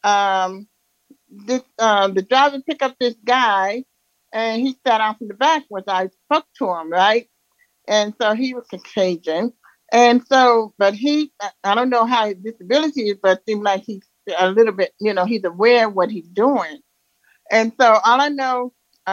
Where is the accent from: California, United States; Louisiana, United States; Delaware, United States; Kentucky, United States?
Louisiana, United States; now in Denver, United States; Oh, I'm in Denver, Colorado, but I'm from Louisiana.